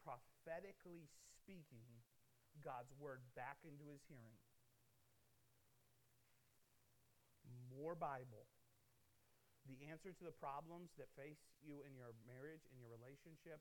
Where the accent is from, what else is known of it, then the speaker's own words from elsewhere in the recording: Midwest, United States; I grew up in the Midwest